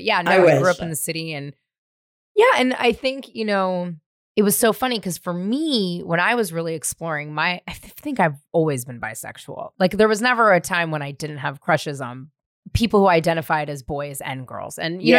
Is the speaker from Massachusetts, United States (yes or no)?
no; San Francisco, California, United States; also born or lived in Marin; Well, I grew up first in the Marina, and then we moved to Marin, but I went to school in the Marina. But like, I was a ragtag ragamuffin child running all over San Francisco my whole life.